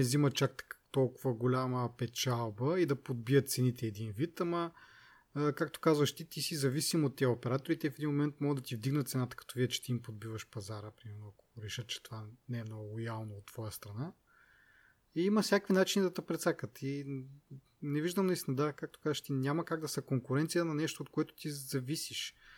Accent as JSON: {"language": "Bulgarian", "town": "Kazanlak", "region": "Stara Zagora Province", "country": "Bulgaria", "said": "аз както съм от Казанлък"}